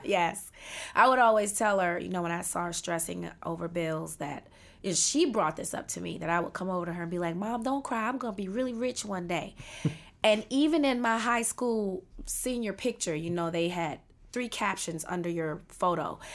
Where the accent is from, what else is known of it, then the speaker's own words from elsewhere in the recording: Washington, District of Columbia, United States; I was born and raised in Washington D.C.